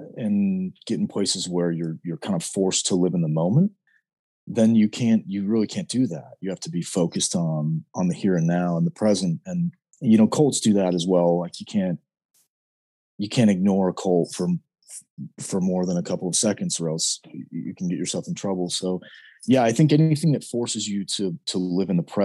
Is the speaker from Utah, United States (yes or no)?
yes; Southern Utah, United States; now in Idaho, United States; we live in Idaho now, but I am from Southern Utah.